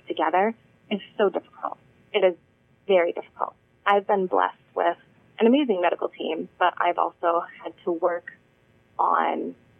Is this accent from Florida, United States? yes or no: no; Wisconsin, United States; now in Massachusetts, United States; I grew up in Wisconsin